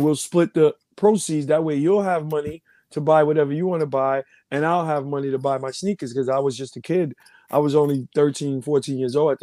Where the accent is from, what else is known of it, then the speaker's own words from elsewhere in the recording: New York City, New York, United States; I was born and raised in Far Rockaway, Red Fern Projects, Far Rockaway.